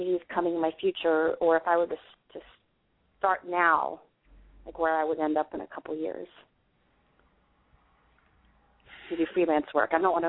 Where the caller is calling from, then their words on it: Washington, District of Columbia, United States; No, I'm sorry, D.C.